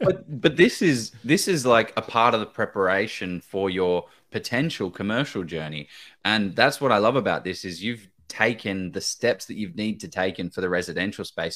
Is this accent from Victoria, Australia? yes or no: yes; Victoria, Australia; I'm from Victoria